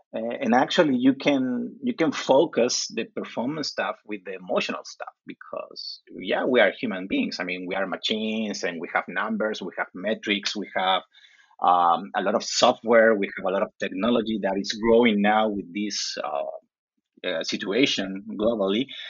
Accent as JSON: {"language": "English", "country": "Chile", "tie": "born or raised there", "second_language": "English", "said": "I live in the coast of Chile. It's like two hours driving from Santiago."}